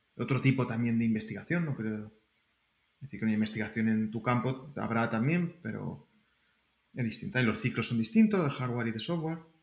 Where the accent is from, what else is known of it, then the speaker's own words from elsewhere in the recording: Alcázar de San Juan, Castilla-La Mancha, Spain; moved away as an adult; also born or lived in Albacete, Spain; now in Santa Clara, United States; yo vengo de, Castilla-La Mancha, soy de Alcázar de San Juan